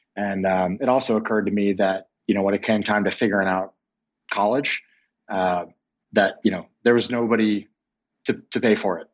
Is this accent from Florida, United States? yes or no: yes; Clearwater, Florida, United States; I grew up in Clearwater, Florida, um, right outside of, of Tampa